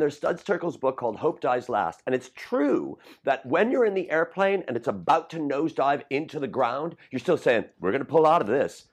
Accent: Chicago, Illinois, United States; I'm from Rogers Park

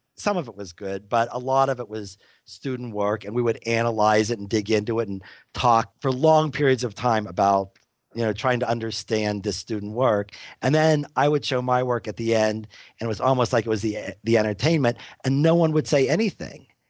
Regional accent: Pittsburgh, Pennsylvania, United States; now in Boulder, United States; where I grew up in Pittsburgh

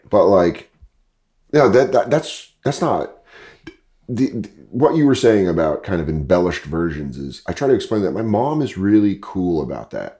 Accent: Aurora, Colorado, United States; moved away as an adult; also born or lived in New York / Los Angeles; I grew up in Denver. I grew up in Aurora, Colorado

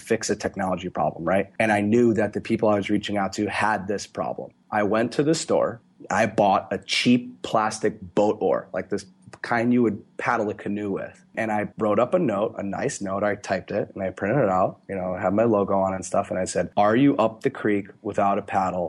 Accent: Florida, United States; I grew up in Florida

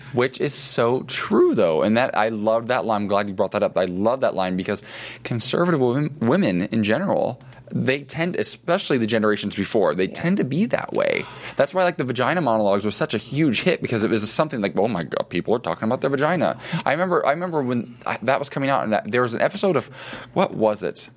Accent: Ohio, United States; moved away as an adult; now in Los Angeles, United States; somebody from the Midwest mm-hmm. where I grew up.

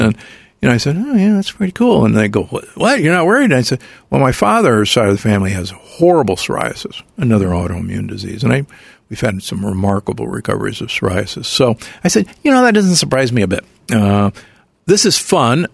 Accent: Omaha, Nebraska, United States; I grew up in Omaha, Nebraska

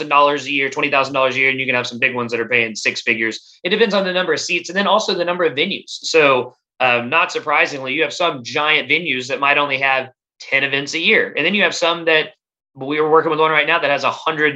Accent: Texas, United States; I grew up in Texas

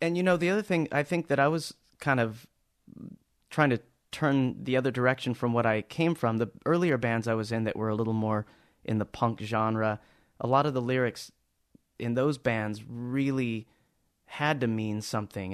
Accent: Anaheim, California, United States; I was born in Anaheim, California, about a, well, I grew up about a block and a half away from Disneyland.

